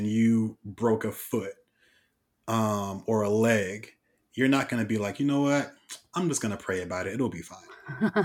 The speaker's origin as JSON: {"language": "English", "town": "Oakland", "region": "California", "country": "United States", "said": "I'm from East Oakland"}